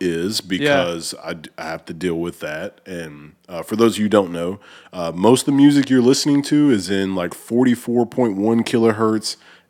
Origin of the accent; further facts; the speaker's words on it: Oneonta, Alabama, United States; I'm like northeast Alabama, so it's called Oneonta is the name of the city. Yeah. It's like an hour north of Birmingham.